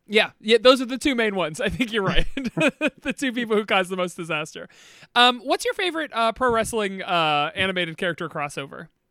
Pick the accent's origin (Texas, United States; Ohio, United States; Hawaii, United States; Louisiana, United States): Ohio, United States; Northeast; we are from Northeast Ohio